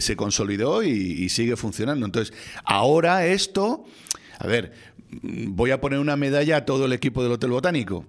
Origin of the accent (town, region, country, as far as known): Spain